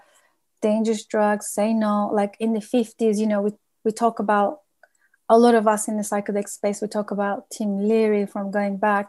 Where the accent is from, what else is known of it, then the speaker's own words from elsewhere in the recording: London, United Kingdom; London, which is my hometown also